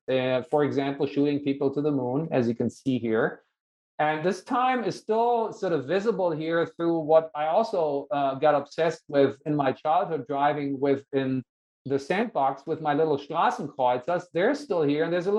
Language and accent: English; United States; only because I'm also American and I teach here, I was allowed to come back